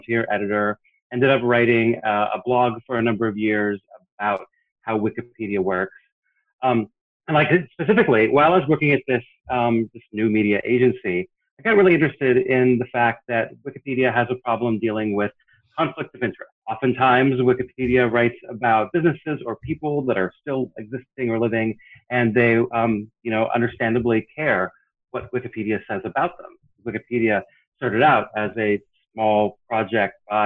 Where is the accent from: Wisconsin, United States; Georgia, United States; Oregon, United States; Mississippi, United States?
Oregon, United States; Portland; moved away as an adult; now in Washington, D.C., United States; I was born and raised in Portland, Oregon